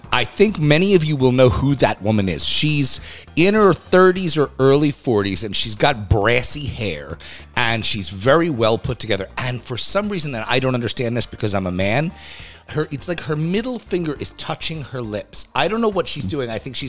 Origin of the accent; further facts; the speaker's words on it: New York, United States; around saying I'm a New Yorker.